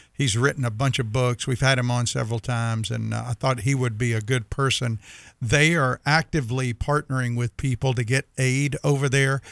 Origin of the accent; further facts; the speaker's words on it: United States; we as the American people who love God